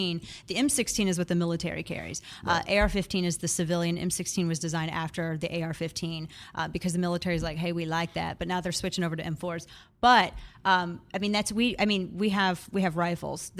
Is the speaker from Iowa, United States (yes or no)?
no; Missouri, United States; My, my home state is Missouri.